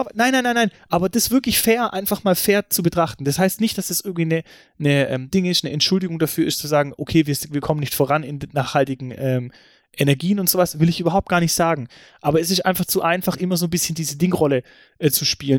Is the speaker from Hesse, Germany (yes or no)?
no; Stuttgart, Baden-Württemberg, Germany; bei uns in Stuttgart